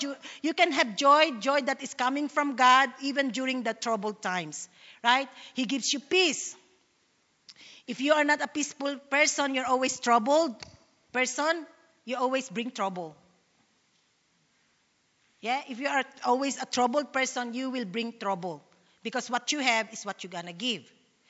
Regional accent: Sydney, New South Wales, Australia; I don't know you. I'm from Sydney. I was just asked to speak here in Melbourne.

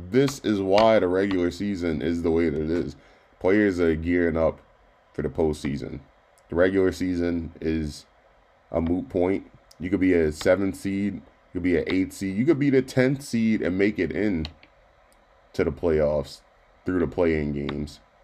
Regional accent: Baltimore, Maryland, United States; now in Central Pennsylvania, United States; my hometown of Baltimore

